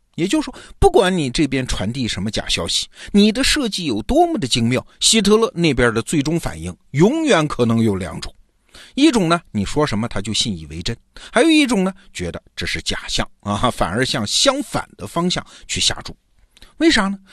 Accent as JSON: {"language": "Chinese", "country": "China", "said": "我们中国人"}